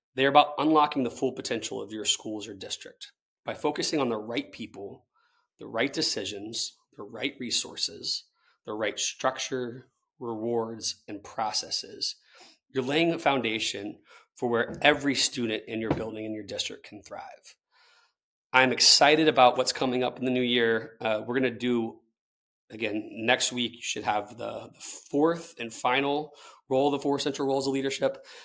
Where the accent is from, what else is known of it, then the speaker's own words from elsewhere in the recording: Tallahassee, Florida, United States; I'm someone who grew up in Tallahassee, Florida